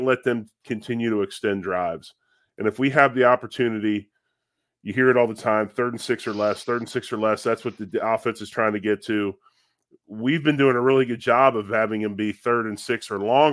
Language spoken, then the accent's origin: English; Philadelphia, Pennsylvania, United States; growing up in Philadelphia, being an Eagles fan as well